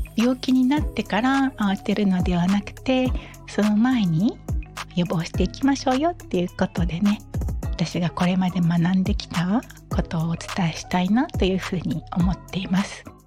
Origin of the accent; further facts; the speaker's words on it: Okinawa, Japan; 私は沖縄生まれの沖縄育ちです